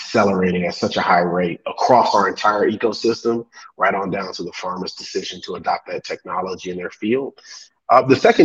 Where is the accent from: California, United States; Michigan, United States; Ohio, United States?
Ohio, United States; Cleveland; moved away as an adult; now in Kenya; I'm from Cleveland, Ohio. So from the Midwest, but from an urban, you know, for those not from the States, the east side of Cleveland